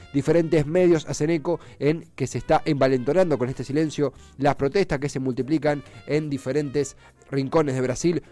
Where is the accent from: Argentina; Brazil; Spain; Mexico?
Argentina; Avellaneda, Buenos Aires Province; yo soy de Avellaneda